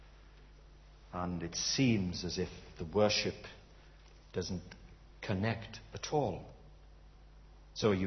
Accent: United Kingdom; we're British

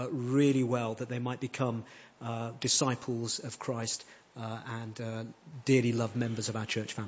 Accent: Long Crendon, South East England, United Kingdom; from Long Crendon.

